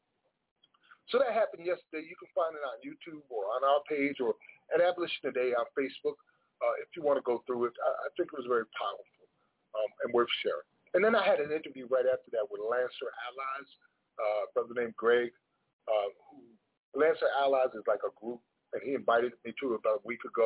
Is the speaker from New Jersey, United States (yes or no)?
yes; Paterson, New Jersey, United States; moved away; I've been invited to participate in my hometown with a poetry fest in Paterson, New Jersey.